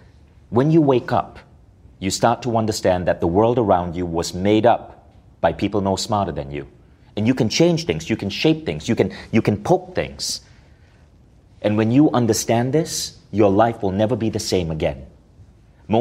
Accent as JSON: {"language": "English", "country": "India", "said": "obviously I'm Indian, I grew up in a culture where parenting is about power over a little human being"}